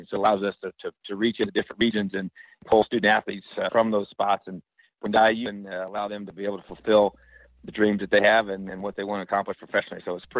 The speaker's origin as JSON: {"language": "English", "region": "Indiana", "country": "United States", "tie": "born or raised there", "said": "I was born and raised in this state, and this is obviously home"}